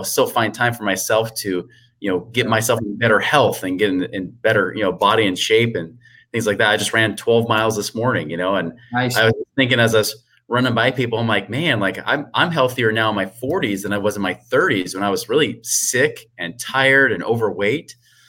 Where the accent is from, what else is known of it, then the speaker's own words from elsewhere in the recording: Oregon, United States; moved away as an adult; now in Utah, United States; I moved from Oregon and then moved to Utah in my 20s